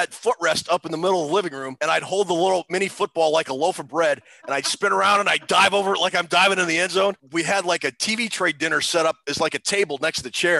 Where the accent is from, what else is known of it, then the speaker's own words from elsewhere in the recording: Minneapolis, Minnesota, United States; also born or lived in Richfield, Minnesota; as a kid growing up in Minneapolis and Richfield, Minnesota